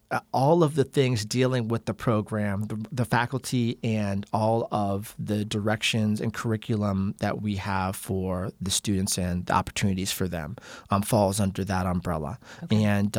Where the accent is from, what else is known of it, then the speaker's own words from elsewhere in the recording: Phoenix, Arizona, United States; also born or lived in California; I was born in Northern California, but I consider Phoenix my home because we moved here when I was such a young child.